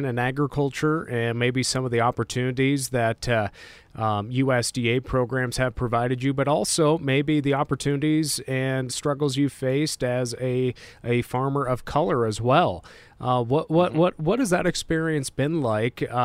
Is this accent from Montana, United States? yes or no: yes; Montana, United States; And I'm from Montana. There's not much diversity up here